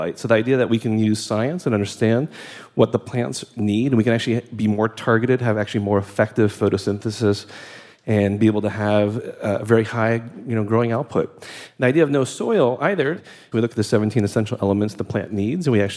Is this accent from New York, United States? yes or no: yes; New York City, New York, United States; I'm from New York City, and I happen to work in Newark, New Jersey